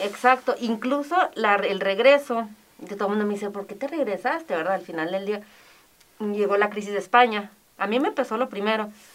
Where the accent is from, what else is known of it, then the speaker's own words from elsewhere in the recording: Ciudad Juárez, Chihuahua, Mexico; moved away as an adult; also born or lived in Madrid, Spain; soy mexicana, pero hablo muy buen inglés. Claro, porque aquí estuve en el Teresiano, estuve en Loreto, en UTEP, en el TEC